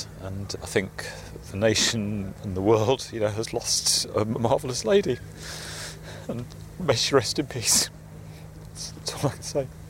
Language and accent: English; Watford, East of England, United Kingdom; I'm from Watford in Hertfordshire.